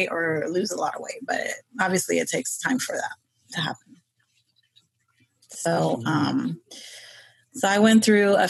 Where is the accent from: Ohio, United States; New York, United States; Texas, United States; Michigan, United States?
New York, United States; I was born and raised in New York, Queens